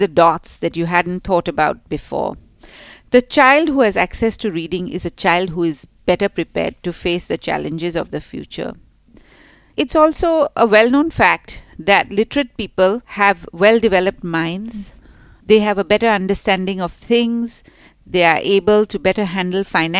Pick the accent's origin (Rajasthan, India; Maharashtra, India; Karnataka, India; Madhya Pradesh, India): Maharashtra, India; Mumbai; moved away as an adult; now in Singapore; I grew up in Mumbai